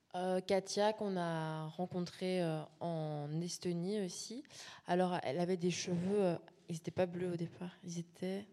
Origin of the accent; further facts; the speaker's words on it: La Louvière, Wallonia, Belgium; moved away; on vient de La Louvière, Salvatore et moi. Donc on a, fait un workshop dans, notre ancienne école dix ans plus tard